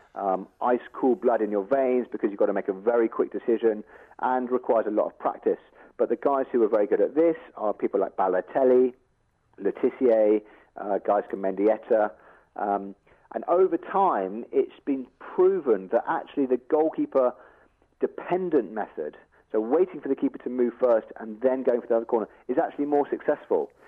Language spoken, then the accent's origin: English; England, United Kingdom; I'm English